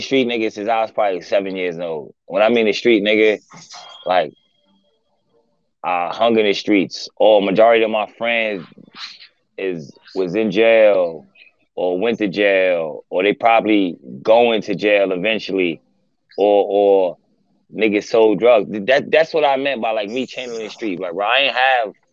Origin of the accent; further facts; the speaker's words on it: New York City, New York, United States; I'm from New York